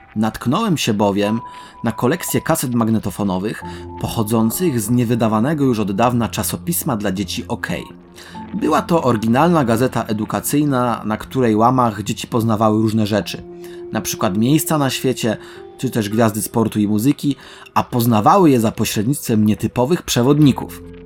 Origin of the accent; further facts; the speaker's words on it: Końskie, Świętokrzyskie Voivodeship, Poland; moje rodzinne miasto końskie